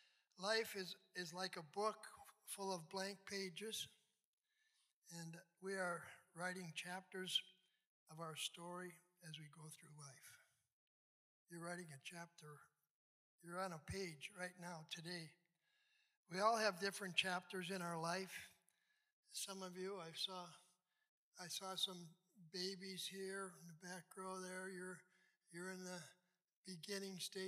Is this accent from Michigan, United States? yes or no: no; St. James, Minnesota, United States; also born or lived in Farmington, Minnesota / Hibbing, Minnesota / Bloomington, Minnesota; now in Lakeville, United States; I was born in Farmington, Minnesota, lived there for 7 years. Then we moved to St. James. That was great.